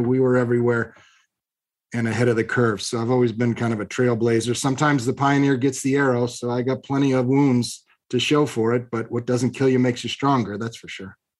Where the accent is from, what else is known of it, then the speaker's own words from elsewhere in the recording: Long Beach, California, United States; I was born in Long Beach, California, of moderate means